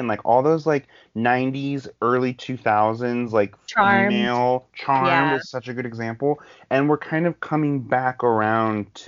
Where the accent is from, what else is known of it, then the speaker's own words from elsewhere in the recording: Ohio, United States; moved away; I'm from Ohio originally